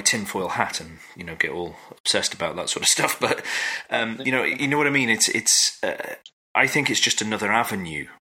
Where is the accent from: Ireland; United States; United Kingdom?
United Kingdom; we're British